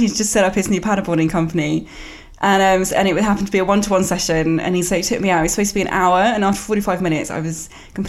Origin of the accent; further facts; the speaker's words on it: near Cambridge, East of England, United Kingdom; I grew up near Cambridge